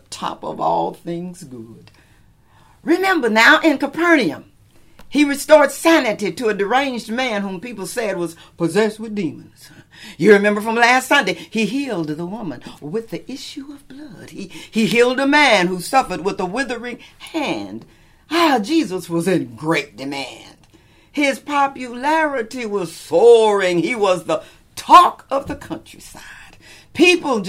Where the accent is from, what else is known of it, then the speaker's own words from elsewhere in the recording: Lubbock, Texas, United States; now in California, United States; my own hometown in Lubbock, Texas